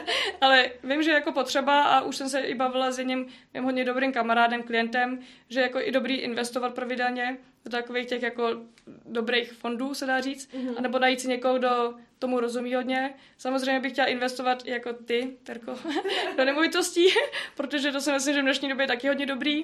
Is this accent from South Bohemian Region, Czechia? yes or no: no; Citoliby, Ústí nad Labem Region, Czechia; jsem z Citolib, taková malá vesnice, hezká